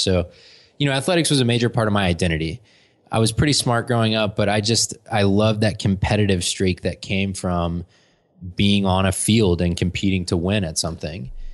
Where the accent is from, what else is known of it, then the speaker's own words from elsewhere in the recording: Atlanta, Georgia, United States; also born or lived in Florida; I was born in Florida, and then I've lived in Atlanta for my whole life, basically. I moved here when I was five, and I've been here ever since